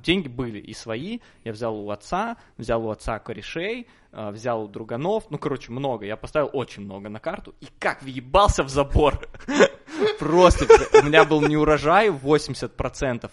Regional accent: Minsk, Belarus; Я из Минска

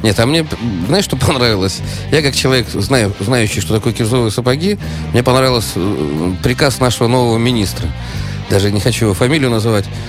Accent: Saint Petersburg, Russia; я из Питера

